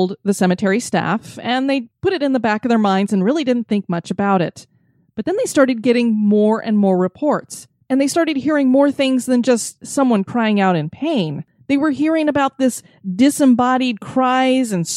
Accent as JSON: {"language": "English", "region": "Florida", "country": "United States", "tie": "born or raised there", "said": "my home state of Florida"}